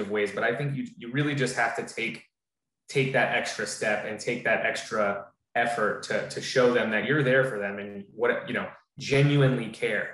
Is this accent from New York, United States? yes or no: no; Florida, United States; also born or lived in New Jersey; I was born in New Jersey, but I've lived in Florida the majority of my life, so I'm a Floridian